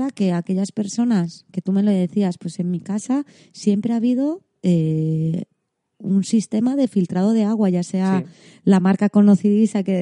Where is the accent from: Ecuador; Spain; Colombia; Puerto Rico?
Spain; Vigo, Galicia; moved away; la última vez que fui a Vigo